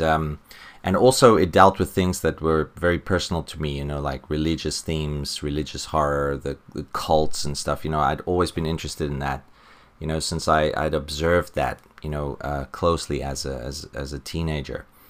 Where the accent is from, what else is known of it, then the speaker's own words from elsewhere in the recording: South Africa; growing up in South Africa